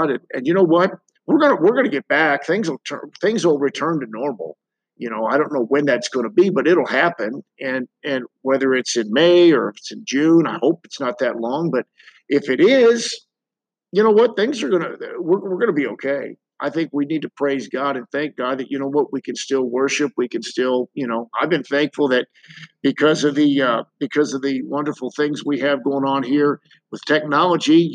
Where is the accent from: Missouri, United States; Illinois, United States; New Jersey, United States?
Missouri, United States; St. Louis; people from my hometown of St. Louis